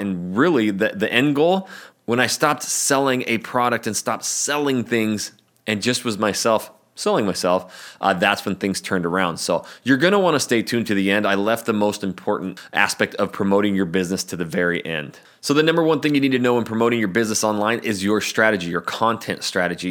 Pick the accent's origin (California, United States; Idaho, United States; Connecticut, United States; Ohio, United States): Idaho, United States; North; moved away as an adult; also born or lived in Portland, Oregon; I'm from North Idaho